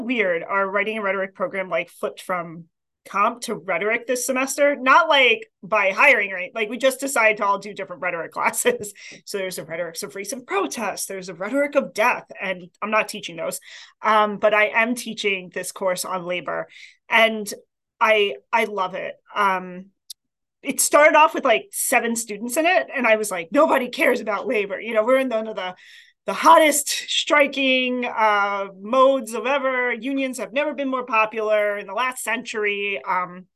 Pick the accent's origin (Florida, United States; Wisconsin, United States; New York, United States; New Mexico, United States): New York, United States; New York City; moved away as an adult; also born or lived in Queens, New York / Massachusetts / Boston; now in Vermont, United States; I grew up in Staten Island, New York, but I was born in Queens